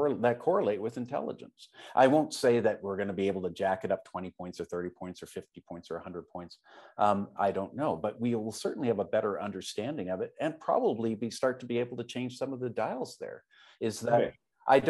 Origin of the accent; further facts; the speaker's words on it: Canada; I'm Canadian